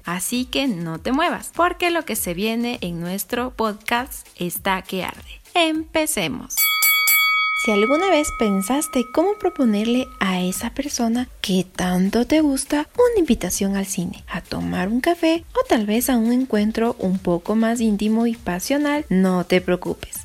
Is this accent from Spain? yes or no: yes; Spain; yo soy de España